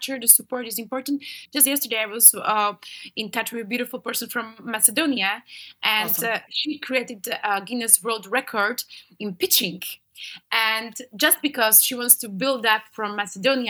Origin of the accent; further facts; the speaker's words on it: Slovakia; I'm from Slovakia.